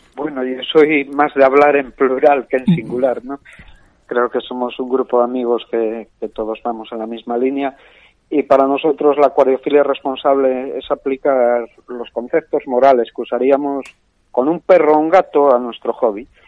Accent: Asturias, Spain; soy un asturiano de 46 años

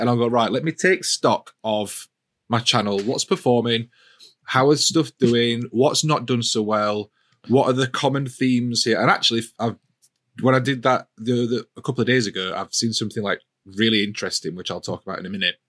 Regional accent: Yorkshire and the Humber, United Kingdom; as a Yorkshireman

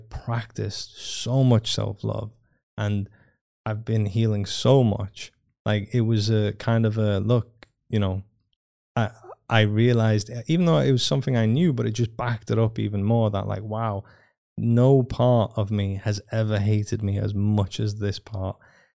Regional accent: Iran; born there; Whilst in my mother's womb, I was born in 85 in Iran

